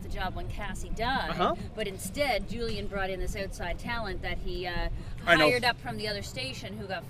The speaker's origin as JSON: {"language": "English", "area": "Trackety Cross", "region": "Prince Edward Island", "country": "Canada", "said": "I'm from Trackety Cross, Prince Edward Island, population of under 200."}